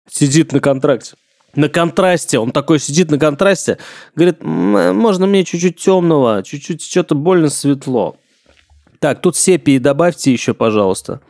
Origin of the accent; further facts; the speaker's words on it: Engels, Saratov Oblast, Russia; now in Moscow, Russia; Я из Энгельса, Саратская область